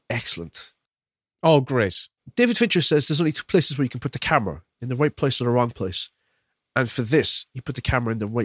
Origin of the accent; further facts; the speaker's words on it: Ireland; I am Irish, like, Will.